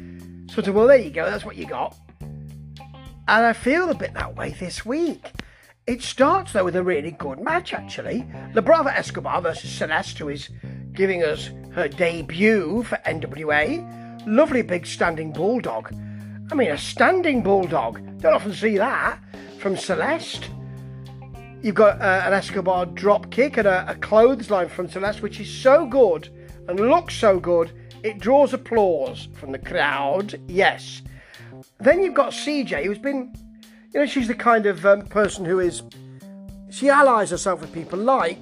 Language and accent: English; England, United Kingdom; Being an English gentleman